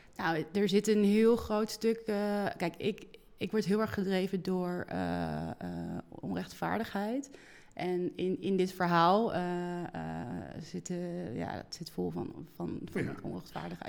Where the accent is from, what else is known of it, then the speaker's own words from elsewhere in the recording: Oosterhout, North Brabant, Netherlands; now in Amsterdam, Netherlands; ik ben geboren in het Brabantse Oosterhout en eh, woon al heel lang in Amsterdam